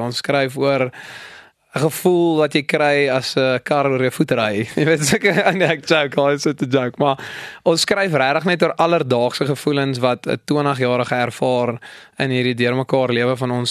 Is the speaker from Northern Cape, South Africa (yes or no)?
yes; Kimberley, Northern Cape, South Africa; moved away as an adult; now in Potchefstroom, South Africa; Ek kom van Kimberley af